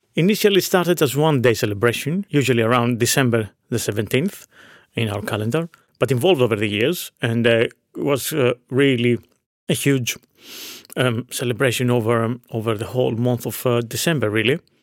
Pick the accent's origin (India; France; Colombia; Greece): Greece; Veria, Central Macedonia; in my hometown of Veria, in northern Greece.